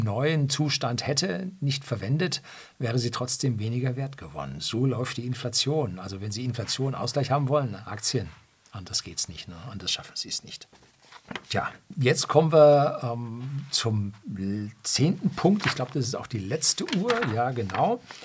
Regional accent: Germany; bei uns in Deutschland

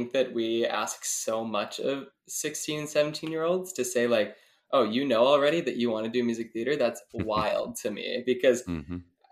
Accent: Wisconsin, United States; being from the Midwest, because I'm from Wisconsin

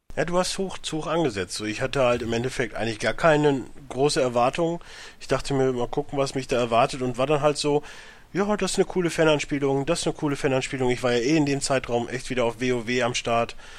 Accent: Germany; als Europäer, beziehungsweise als Deutscher

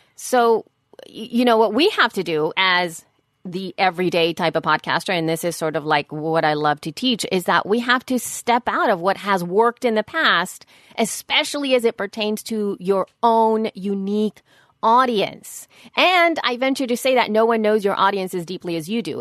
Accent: El Salvador; moved away; I was raised in El Salvador

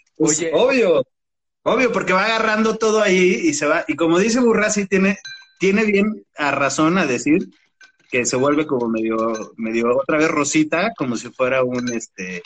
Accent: Mexico City, Mexico; also born or lived in Valle de Aragón; crecí mucho tiempo en Tasqueña, este, la del Valle

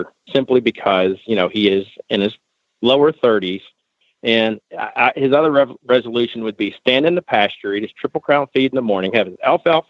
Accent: Charlotte, North Carolina, United States; Charlotte, North Carolina, not far from Tryon

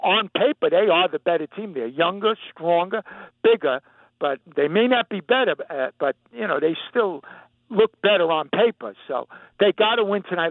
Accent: New York, United States; as much as any New Yorker.

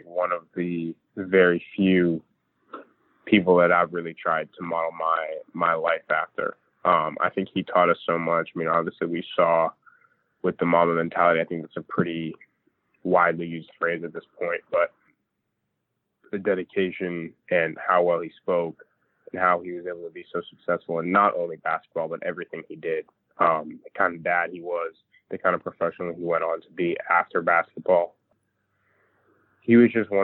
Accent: Los Angeles, California, United States; growing up in L.A.

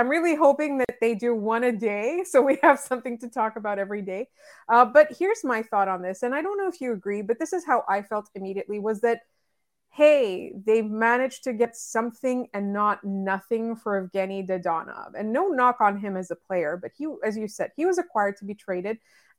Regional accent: Canada; and I'm being really honest, as a Canadian fan, right?

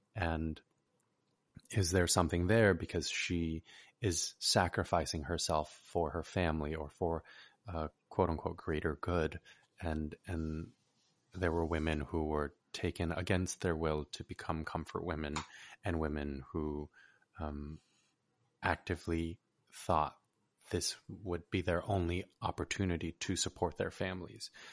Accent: California, United States; as a Korean American born and raised in California

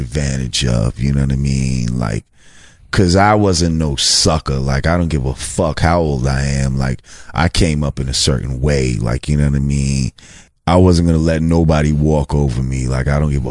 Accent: New Rochelle, New York, United States; where we grew up at in Marichelle

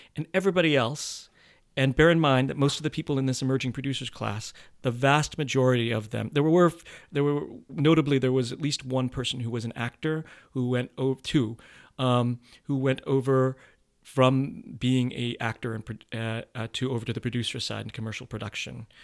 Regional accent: United States; being raised Asian in this country and being, and sort of culturally where I'm at as a Filipino man

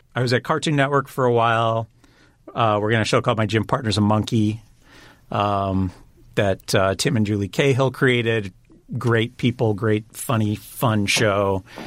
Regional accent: Pasadena, California, United States; grew up in the Pasadena area.

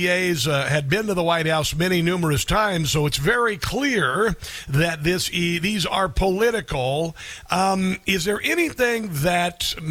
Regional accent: Iowa, United States; I'm a fellow Iowan

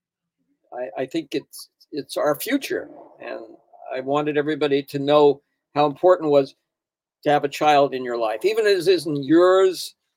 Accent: Denver, Colorado, United States; I grew up in Denver

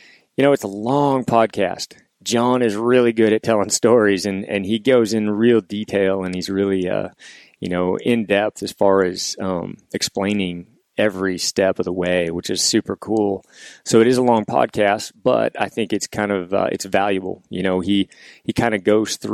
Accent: Washington, United States; We're obviously here in Washington, my home state, both Washington guys

